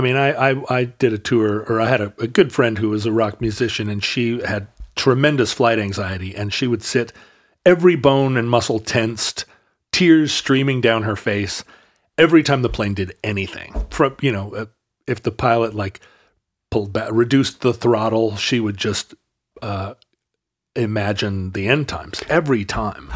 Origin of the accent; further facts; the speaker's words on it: Alaska, United States; growing up in Alaska